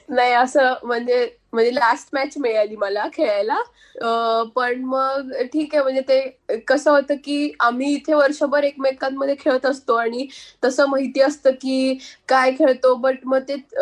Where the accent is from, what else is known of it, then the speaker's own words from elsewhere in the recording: Pune, Maharashtra, India; आम्ही पुण्याचे आहे